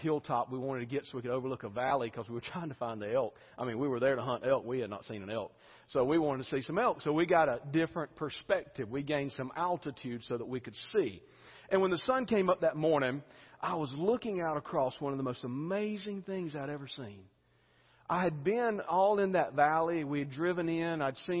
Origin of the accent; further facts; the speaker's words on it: the South, United States; I grew up in the buckle of the Bible Belt. You know, I grew up in the South where we talk about God. We go to church.